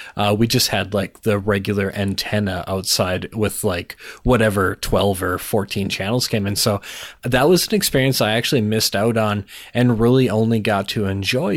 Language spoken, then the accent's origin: English; Minnesota, United States; now in North Dakota, United States; I was born in Minnesota